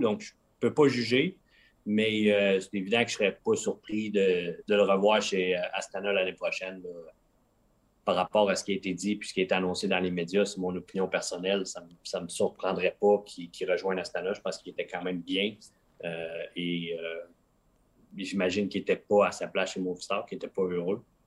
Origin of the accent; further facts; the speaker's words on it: Quebec, Canada; moved away as an adult; au Québec, on est habitué à des grands espaces